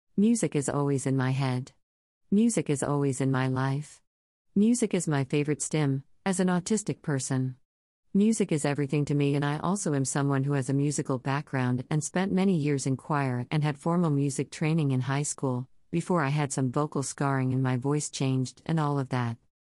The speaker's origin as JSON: {"language": "English", "region": "Central Texas", "country": "United States", "tie": "born or raised there", "said": "a young queer person growing up in Central Texas churches"}